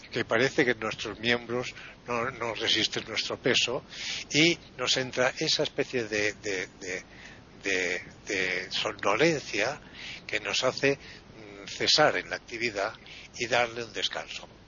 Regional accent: Spain; somos los españoles los inventores de la siesta

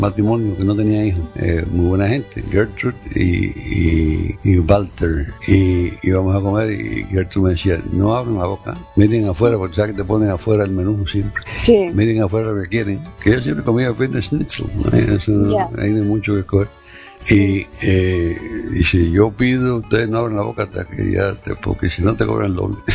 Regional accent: Cuba; moved away; also born or lived in Germany; Aquí llegué a la gente mía, ¿verdad? Porque nosotros somos así, eh, cubano es amistoso, es abierto

